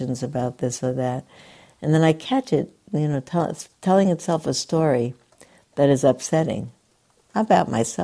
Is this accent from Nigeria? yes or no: no; New York City, New York, United States; I grew up in New York City where people had one or another Sabbath